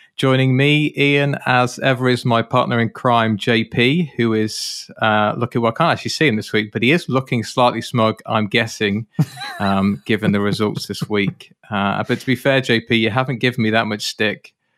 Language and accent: English; United Kingdom; as a Brit, and for those of you that are listeners on this podcast, you'll know that I'm British